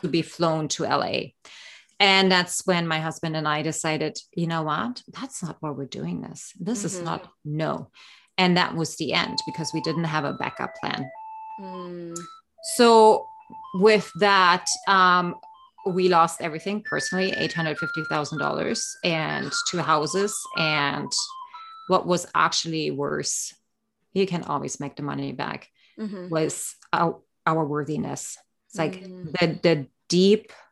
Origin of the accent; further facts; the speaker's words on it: East Germany, Germany; moved away; I grew up actually in East Germany behind the Iron Curtain in the 70s and 80s.